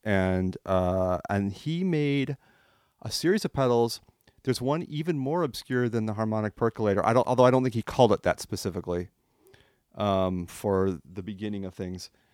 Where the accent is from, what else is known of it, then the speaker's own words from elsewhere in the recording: France; moved away; I grew up in France. I came here a long time ago.